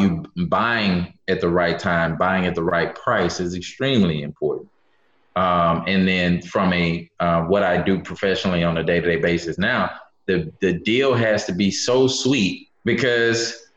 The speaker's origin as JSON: {"language": "English", "town": "Memphis", "region": "Tennessee", "country": "United States", "tie": "born or raised there", "moved": "yes", "lives_now": "Houston, United States", "said": "I'm from Memphis, Memphis, Tennessee, originally. Born and raised"}